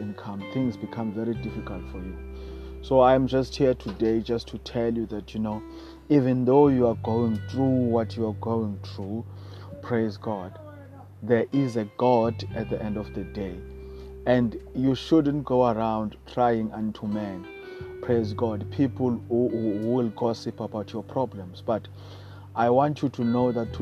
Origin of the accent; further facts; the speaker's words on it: South Africa; I come from South Africa